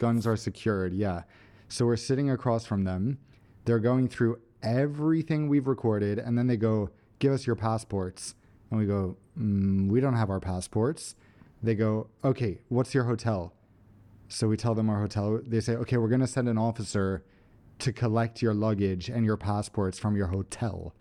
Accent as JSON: {"language": "English", "country": "Sweden", "said": "we're from Sweden."}